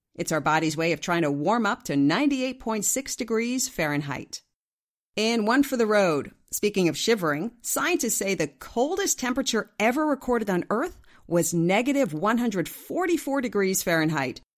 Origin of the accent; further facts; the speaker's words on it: Ridgefield, Connecticut, United States; Ridgefield, Connecticut, which just happens to be my hometown